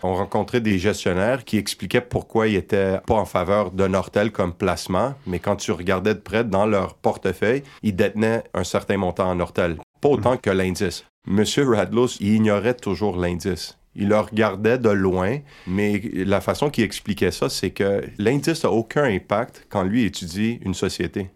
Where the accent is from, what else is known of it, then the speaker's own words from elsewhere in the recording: Quebec, Canada; ici chez nous au Québec